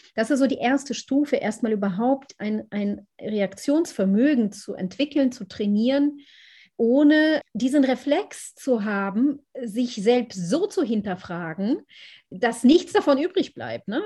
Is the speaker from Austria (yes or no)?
no; Israel; now in Berlin, Germany; ich bin in Israel aufgewachsen